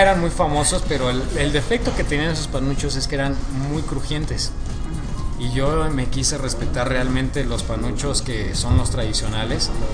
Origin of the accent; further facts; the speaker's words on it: Mexico; nosotros los mexicanos